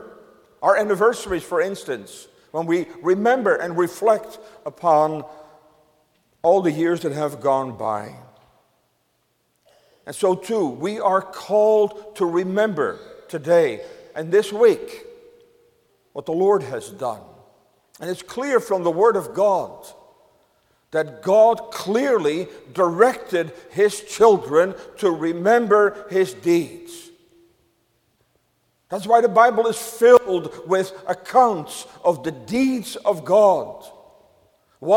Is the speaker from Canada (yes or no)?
no; Netherlands; now in United States; When I grew up in the Netherlands